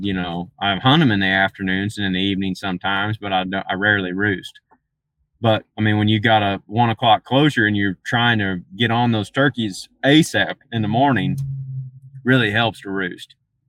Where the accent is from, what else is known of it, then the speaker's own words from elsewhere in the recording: Missouri, United States; moved away; growing up in Missouri